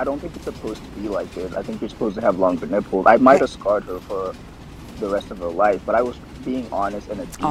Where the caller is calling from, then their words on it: Kentucky, United States; I'm the good old Kentucky, I say.